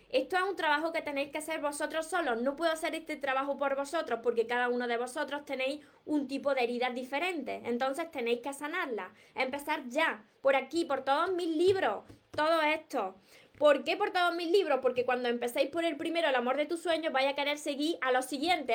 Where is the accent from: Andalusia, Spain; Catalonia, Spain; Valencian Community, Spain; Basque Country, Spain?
Andalusia, Spain; Córdoba; yo no pronuncio la S porque soy de Córdoba y, me como todas las S